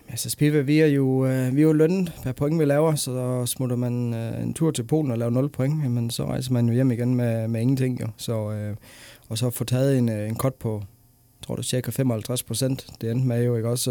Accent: Denmark; nu er jeg dansker, og jeg er flyttet hjem til Danmark igen

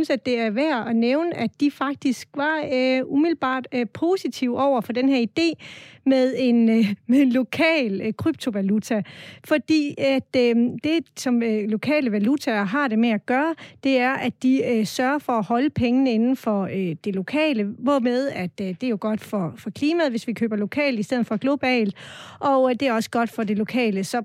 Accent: Southern Denmark, Denmark; Men vigtigst af alt er vi sønderjyder, stolte sønderjyder, som mener, at Sønderjylland er stor nok til at have sin egen valuta.

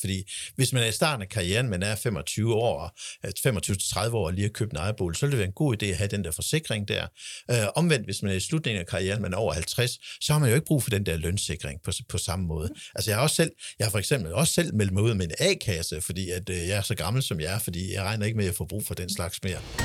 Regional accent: Denmark; os som danskere

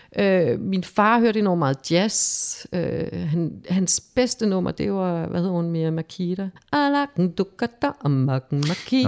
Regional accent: Havrebjerg, Zealand, Denmark; moved away as an adult; also born or lived in Slagelse / Blæsinge / United States; Jeg boede i sådan en lille landsby, der hed Havrebjerg, 12 km uden for Slagelse, og der boede vi så øh, indtil jeg blev konfirmeret

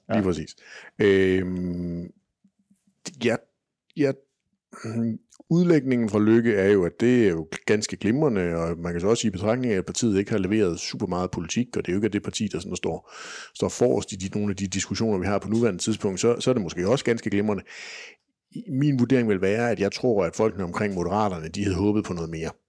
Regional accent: Kolding, Southern Denmark, Denmark; Nu er jeg jo så fra Kolding

